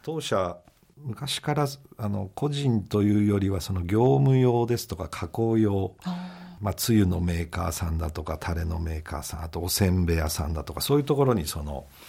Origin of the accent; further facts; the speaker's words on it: Tatebayashi, Gunma, Japan; 中学まで館林で親と一緒にいたんですけど、まあ、高校から